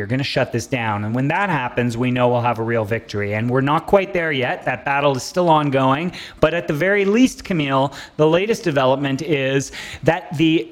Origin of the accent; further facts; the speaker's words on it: Canada; I'm so proud of being a Canadian